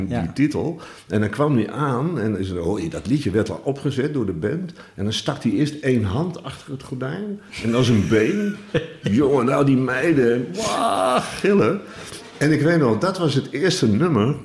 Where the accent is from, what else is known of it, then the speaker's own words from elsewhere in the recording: Utrecht, Netherlands; moved away as an adult; also born or lived in Bunnik; now in Dinxperlo, Netherlands; Ik ben geboren in Utrecht en opgegroeid toen ik 12 was. Kocht mijn vader een huis in Bunnik